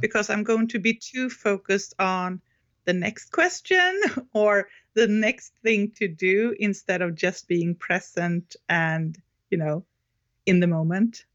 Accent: Sweden; English is a second language; I'm from Sweden

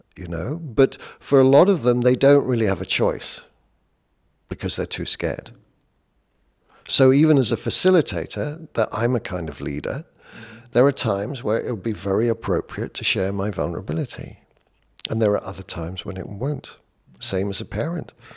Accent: United Kingdom; I'm British

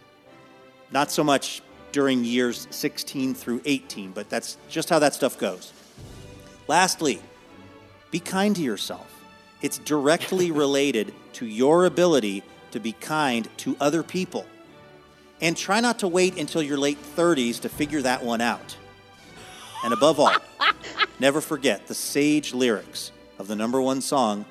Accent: Seattle, Washington, United States; graduating from Nathan Hale High School in Seattle, Washington

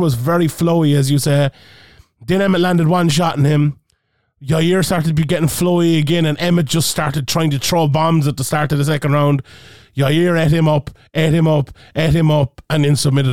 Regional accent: Ireland; we're Irish

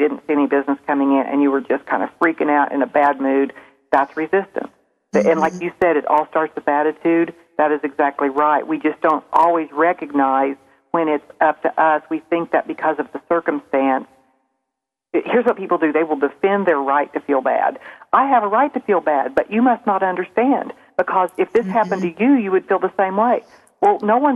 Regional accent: Springfield, Missouri, United States; accent: southern; I'm from Springfield, Missouri, and I probably sound a little more southern than everyone here

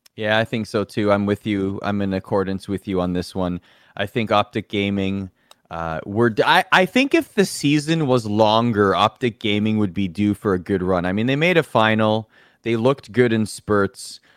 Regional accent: Toronto, Ontario, Canada; I'm from Toronto. I'm proud to be from Toronto.

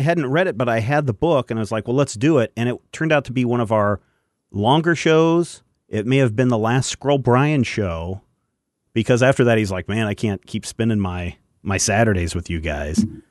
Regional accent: Kansas, United States; we're all from Kansas

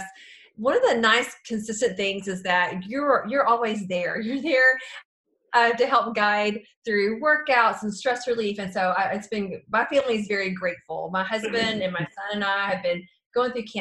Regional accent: Clifton, Texas, United States; I grew up in Clifton, so I'm a Bosque County girl, too

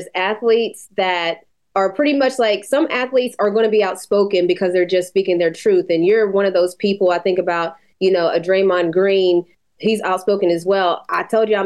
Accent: West Virginia, United States; moved away; I'm from West Virginia

